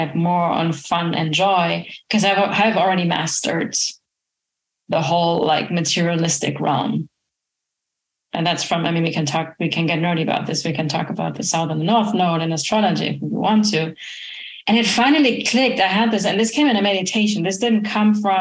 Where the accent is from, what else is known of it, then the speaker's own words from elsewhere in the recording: Germany; now in Florida, United States; I'm originally from Germany